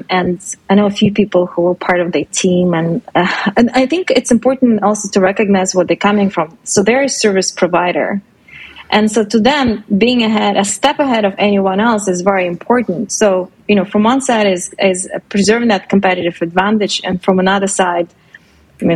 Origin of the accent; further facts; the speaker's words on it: Russia; now in Canada; I'm originally from Russia